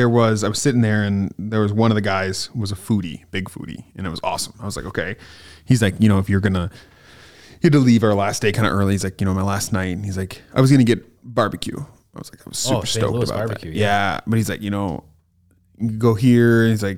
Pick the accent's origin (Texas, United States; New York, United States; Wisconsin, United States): Wisconsin, United States; Stevens Point; I'm from Stevens Point